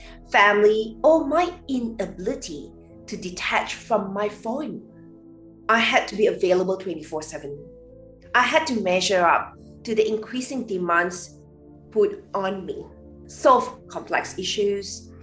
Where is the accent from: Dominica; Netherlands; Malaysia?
Malaysia; Growing up in Malaysia